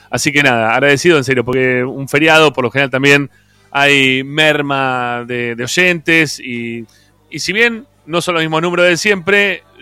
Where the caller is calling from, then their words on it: Boulogne, Buenos Aires Province, Argentina; de Bulogne